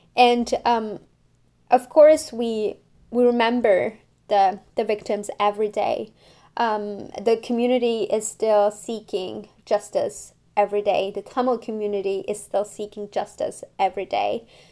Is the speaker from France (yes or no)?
yes; France; now in Montreal, Canada; I grew up in France, and I'm now living in Montreal.